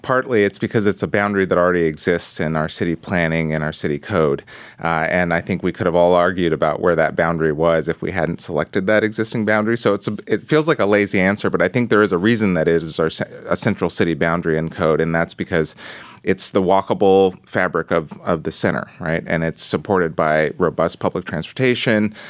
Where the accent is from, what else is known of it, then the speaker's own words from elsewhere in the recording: Portland, Oregon, United States; I was raised in Portland, Oregon